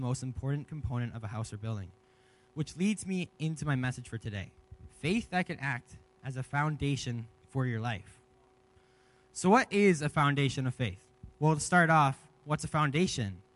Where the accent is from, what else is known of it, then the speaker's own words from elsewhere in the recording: Leamington, Ontario, Canada; moved away as an adult; now in Kamloops, Canada; I'm actually from Ontario, and I moved here to go to this college program